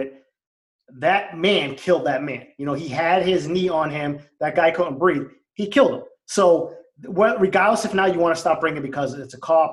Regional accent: Boston, Massachusetts, United States; Growing up in East Boston, there were a lot of cops.

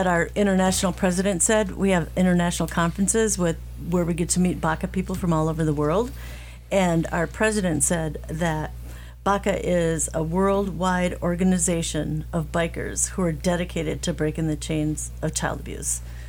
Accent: Iowa, United States; born there; Okay, I was born in Iowa. Let me just say I was born in Iowa, not from Iowa.

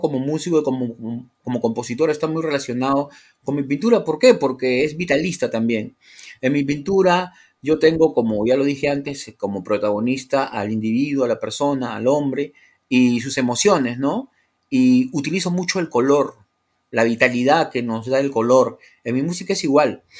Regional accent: Lima, Peru; soy de la costa, ¿no? Soy urbano, procedo de Lima

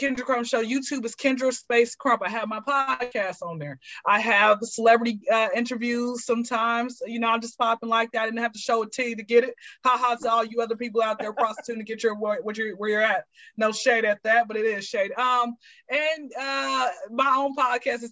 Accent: Atlanta, Georgia, United States; I am born and raised in Atlanta. I've been here since I was zero

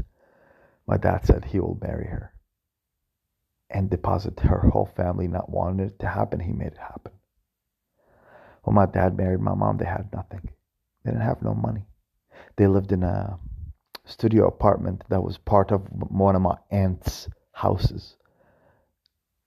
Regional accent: Baghdad, Baghdad Governorate, Iraq; I was born in Iraq, in Baghdad

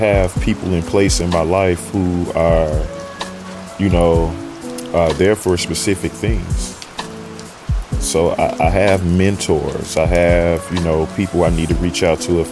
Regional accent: Chicago, Illinois, United States; now in Southern California, United States; I am from Chicago, Illinois, originally, so fairly used to the rain and the different four seasons.

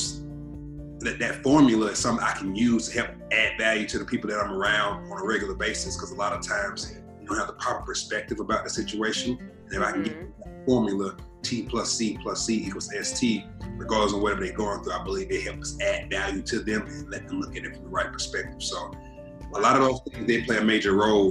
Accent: Atlanta, Georgia, United States; growing up in Southwest Atlanta

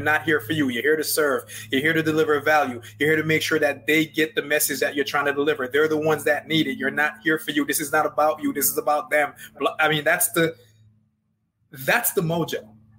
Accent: Jamaica; accent: Jamaican; the longer I talk, the more my Jamaican accent comes out.

